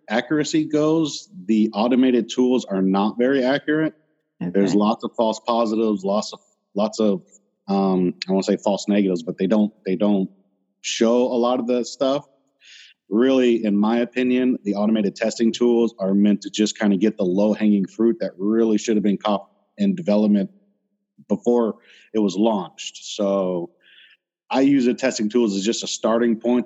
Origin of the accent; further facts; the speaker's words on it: Florida, United States; I'm from Florida